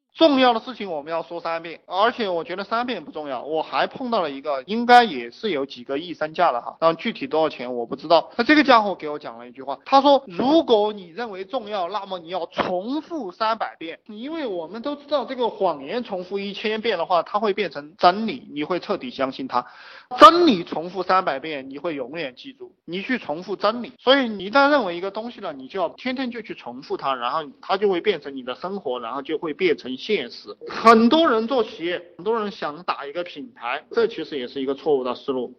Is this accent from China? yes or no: yes; China; 我们中国人讲一命二运三风水，四季阴公五读书